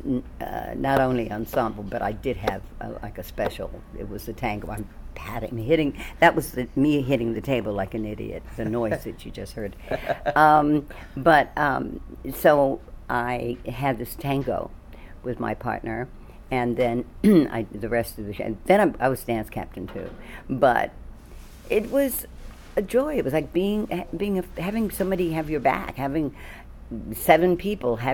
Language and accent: English; Washington, District of Columbia, United States; I'm from D.C., Washington, D.C. And I was in a ballet school there